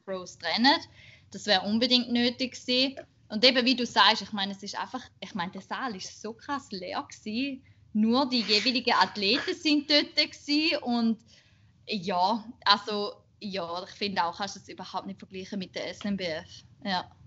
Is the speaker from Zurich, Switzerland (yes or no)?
no; Schaffhausen, Switzerland; ich bin 28 und bin in Schaffhausen, äh, aus Schaffhausen, in Schaffhausen beides.